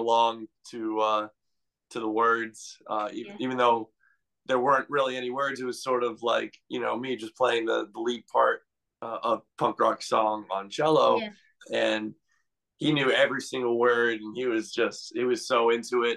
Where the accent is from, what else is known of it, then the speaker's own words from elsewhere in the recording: New Bedford, Massachusetts, United States; also born or lived in Miami, Florida; I actually was born in hometown is Miami, Florida. I lived there up until I was 10 years old. And then I moved to around the New Bedford area